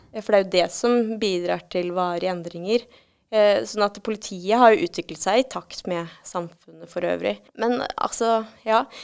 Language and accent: Norwegian; Norway; vi er jo nordmenn